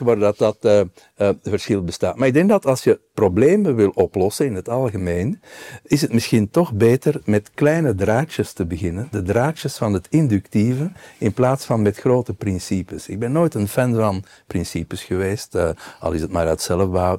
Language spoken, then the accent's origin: Dutch; Belgium